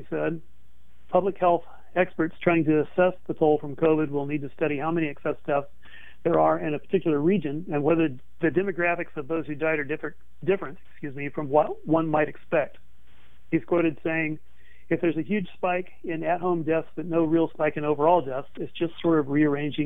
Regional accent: Texas, United States; moved away; I came from Texas.

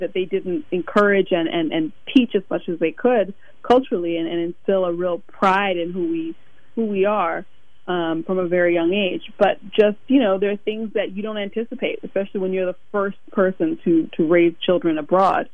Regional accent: Illinois, United States; also born or lived in Zambia / Harlem, New York City; now in New York City, United States; I'm half Ugandan and half Rwandan, so from East Africa. But I grew up mostly in Illinois, but a few years in Zambia as well. And I currently live in Harlem, New York City

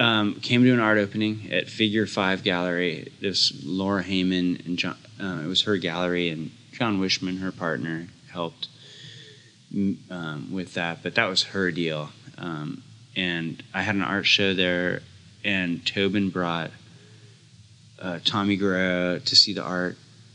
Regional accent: San Jose, California, United States; moved away as an adult; Yeah, I moved there when I was 20 from San Jose

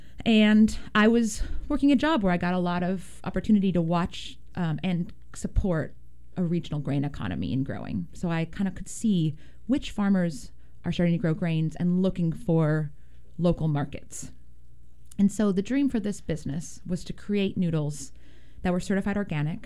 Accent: Portland, Oregon, United States; also born or lived in Japan; I grew up here in Portland, and I attended the Japanese immersion program since I was five.

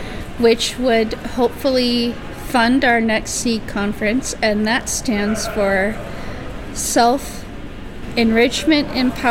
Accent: Corvallis, Oregon, United States; I'm from Corvallis, Oregon, so Benton County. Corvallis, Oregon

